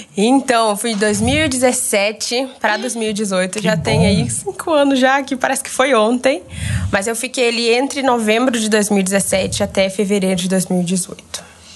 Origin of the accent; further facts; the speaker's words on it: Goiânia, Goiás, Brazil; also born or lived in Brasília; eu venho de Goiânia, mas eu nasci em Brasília, então sou brasiliense